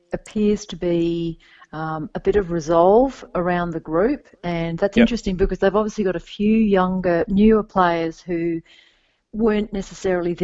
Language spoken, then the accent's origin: English; Perth, Western Australia, Australia; also born or lived in Sydney; I'm not from Sydney. I'm actually from Perth. I actually currently reside in Perth.